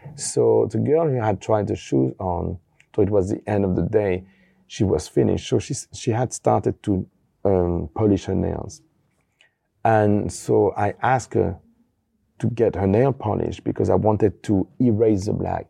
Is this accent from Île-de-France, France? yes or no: yes; Paris, Île-de-France, France; also born or lived in Brittany; I'm born in Paris from a French family, and we are from Brittany